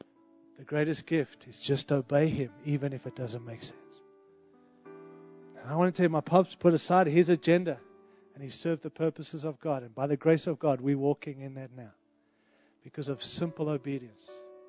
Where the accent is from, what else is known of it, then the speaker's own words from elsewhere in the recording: Zimbabwe; born there; moved away; I've had 5 international moves. And I moved from Africa, like real Africa, right? I was born in Rhodesia, Zimbabwe, which is like 5th world.